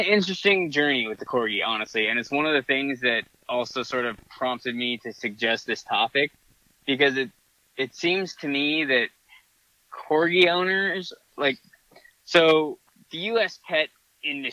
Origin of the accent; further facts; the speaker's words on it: Hawaii, United States; also born or lived in Santa; now in Southern California, United States; when I was growing up in Hawaii